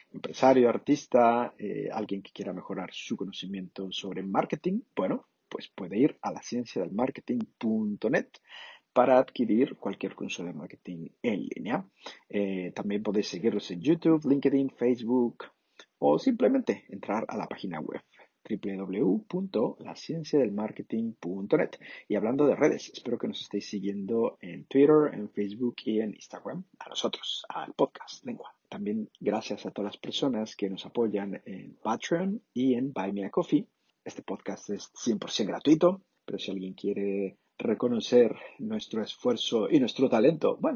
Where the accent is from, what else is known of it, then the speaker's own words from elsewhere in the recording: Madrid, Community of Madrid, Spain; moved away as an adult; also born or lived in London, United Kingdom / Sarajevo, Bosnia and Herzegovina; Yo nací en Madrid, y me crié aquí.